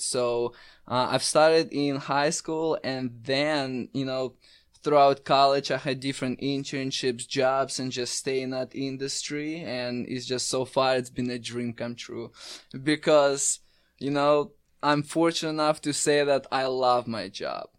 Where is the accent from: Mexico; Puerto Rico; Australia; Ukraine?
Ukraine; Crimea; also born or lived in Raleigh, North Carolina; now in United States; I'm originally from Ukraine, Crimea, which is used to be part of Ukraine, now it's part of Russia. I, I moved to U S A about eight years ago.